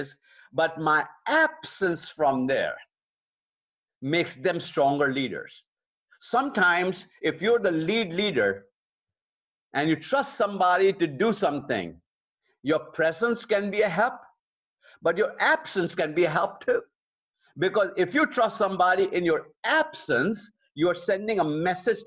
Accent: Lucknow, Uttar Pradesh, India; moved away; we built a beautiful Bible college in my hometown of Lucknow, India

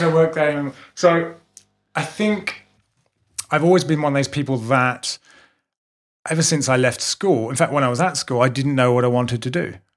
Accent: England, United Kingdom; moved away as an adult; now in Melbourne, Australia; I'm British

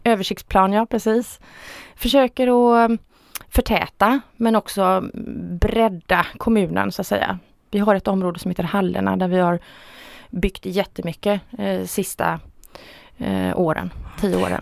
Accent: Stenungsund, Västra Götaland, Sweden; jag är född och uppvuxen i Stenungsund. Jag har aldrig flyttat från Stenungsund

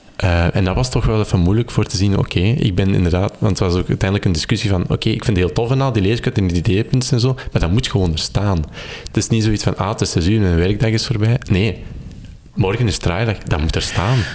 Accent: Kempen, Flanders, Belgium; also born or lived in Turnhout; ik ben afkomstig uit de Kempen

